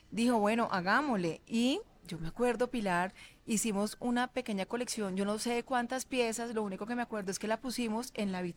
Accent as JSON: {"language": "Spanish", "town": "Medellín", "region": "Antioquia", "country": "Colombia", "lives_now": "Cali, Colombia", "said": "nosotros nos, nos fuimos a vivir de Medellín a Cali."}